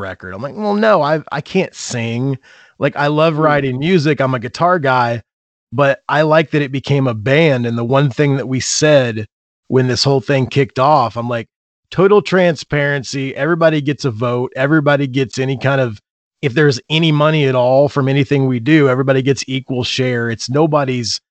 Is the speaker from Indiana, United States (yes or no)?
yes; Indiana, United States; I grew up in Indiana, I moved away and then I came back when I had kids